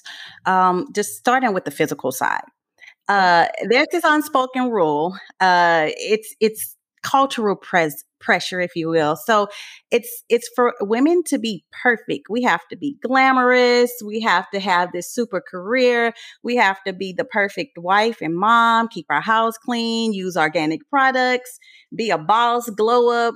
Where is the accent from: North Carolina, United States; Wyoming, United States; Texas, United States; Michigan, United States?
Texas, United States; Port Arthur; moved away; also born or lived in Louisiana / Florida / New York; I am originally from Port Arthur, Texas